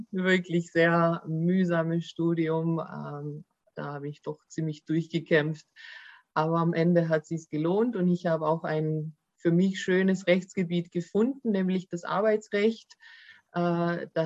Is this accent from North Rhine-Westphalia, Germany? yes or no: no; Baden-Württemberg, Germany; accent: Swabian; wobei natürlich äh, Deutschland schon meine Heimat ist und äh, Griechenland eher auch als Urlaubsland für mich gilt.